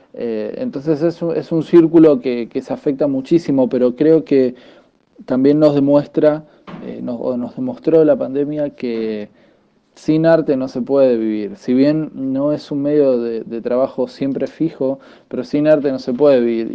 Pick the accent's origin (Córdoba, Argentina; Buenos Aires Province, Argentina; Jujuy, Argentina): Buenos Aires Province, Argentina; Avellaneda; soy de Avellaneda, zona sur de Buenos Aires, Argentina.